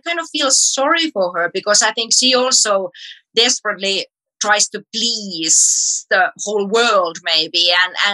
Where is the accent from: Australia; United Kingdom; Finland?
Finland; from Finland